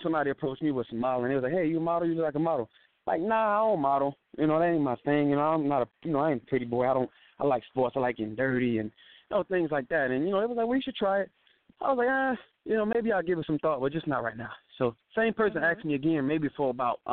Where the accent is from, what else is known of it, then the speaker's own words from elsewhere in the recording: Miami, Florida, United States; also born or lived in California; now in Atlanta, United States; I grew up in Florida, so you know, us Floridians